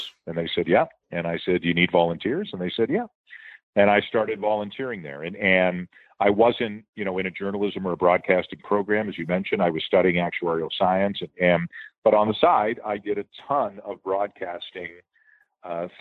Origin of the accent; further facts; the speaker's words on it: Canada; I'm proud to be Canadian